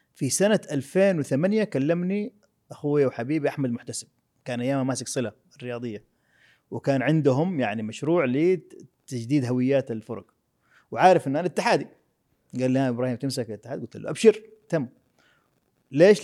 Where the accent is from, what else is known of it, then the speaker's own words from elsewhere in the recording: Jeddah, Makkah Province, Saudi Arabia; انا ولدت في السبيل في حلقه الخضار